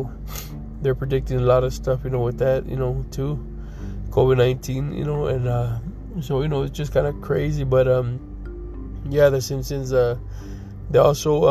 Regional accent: Texas, United States; now in Colorado, United States; I'm from Texas, so I can tell you that the last time it snowed there was in 1985, which I was like maybe 4 or 5 years old at that time

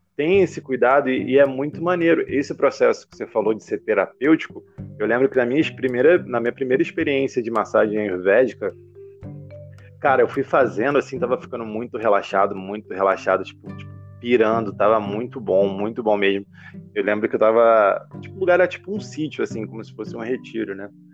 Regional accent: Baixada Fluminense, Rio de Janeiro, Brazil; eu cresci na Baixada Fluminense, assim, lugar pobre, assim, do Rio de Janeiro

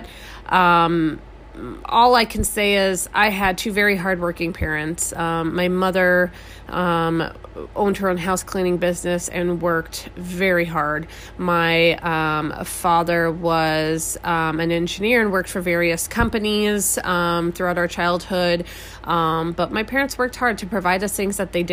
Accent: Scottsdale, Arizona, United States; also born or lived in Albuquerque, New Mexico; I was born in New Mexico and raised in Scottsdale, Arizona. I moved to Scottsdale, Arizona when I was 5 years old

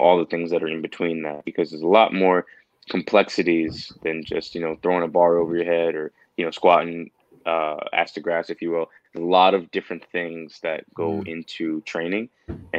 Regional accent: New York City, New York, United States; moved away as an adult; now in Pittsburgh, United States; I'm from New York City, born and raised in Queens

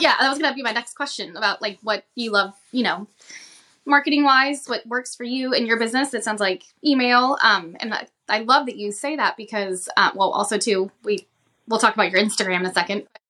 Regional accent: right outside of New Orleans, Louisiana, United States; moved away; I grew up in, um, right outside of New Orleans

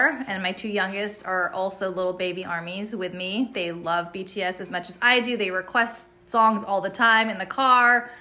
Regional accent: San Diego, California, United States; I'm born and raised in San Diego. I've lived here my whole life

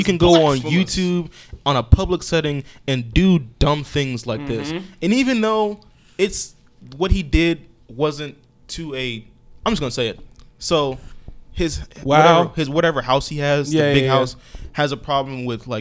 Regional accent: Houston, Texas, United States; my hometown

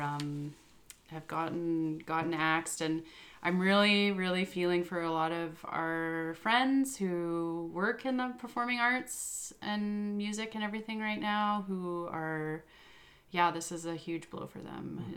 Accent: Yukon, Canada; now in Victoria, Canada; I was born and raised in the Yukon

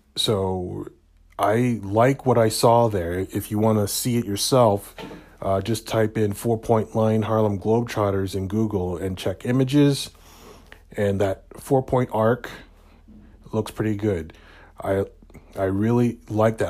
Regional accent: Hamilton, Ontario, Canada; my hometown of Hamilton, Ontario, Canada

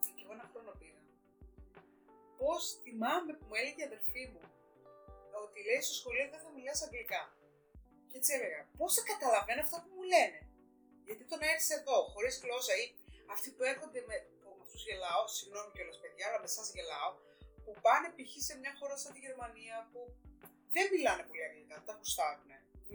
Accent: Greece; now in Germany; Ήμασταν Ιταλοί, ήμασταν Έλληνε

